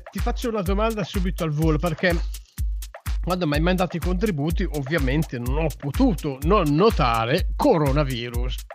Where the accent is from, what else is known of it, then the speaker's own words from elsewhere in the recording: Gorgonzola, Lombardy, Italy; io giro per il mio paese Gorgonzola e vedo il manifesto degli imbroglioni